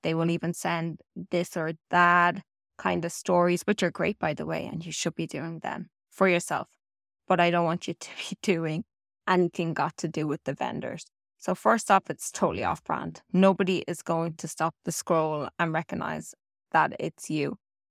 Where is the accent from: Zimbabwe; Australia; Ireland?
Ireland; And yes, when I'm Irish and I say anything got to do with turds, trees, sorry about that.